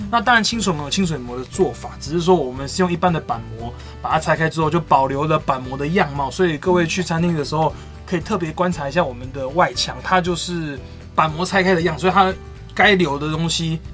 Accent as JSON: {"language": "Chinese", "town": "Minxiong", "region": "Chiayi County", "country": "Taiwan", "tie": "born or raised there", "also_born_or_lived": "Australia", "said": "我们这些的家乡，就是，就是明雄，因为我们就是住在明雄"}